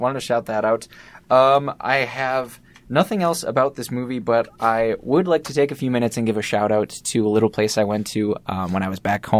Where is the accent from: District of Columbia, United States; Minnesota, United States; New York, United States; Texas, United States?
Minnesota, United States; Rochester; moved away; So I'm from Rochester, Minnesota.